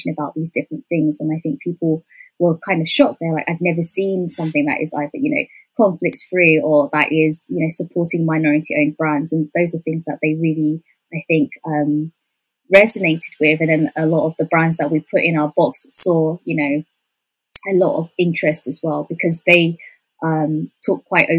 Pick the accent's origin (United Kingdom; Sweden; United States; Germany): United Kingdom; we're all British born